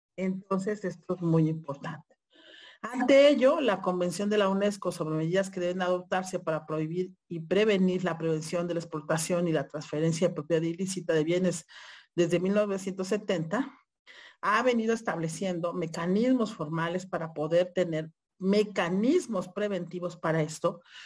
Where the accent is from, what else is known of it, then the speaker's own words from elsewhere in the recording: Mexico; nosotros como mexicanas y mexicanas